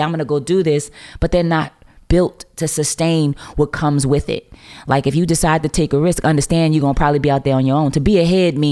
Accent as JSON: {"language": "English", "town": "New Orleans", "region": "Louisiana", "country": "United States", "said": "I'm from New Orleans"}